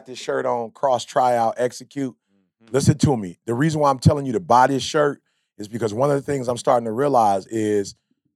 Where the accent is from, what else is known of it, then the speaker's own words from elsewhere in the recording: Chicago, Illinois, United States; I'm from the Shy.